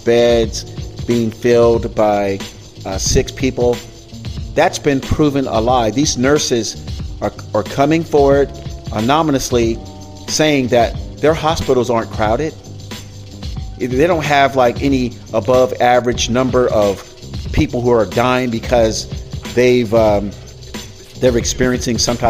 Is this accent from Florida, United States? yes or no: yes; Florida, United States; now in California, United States; my home state of Florida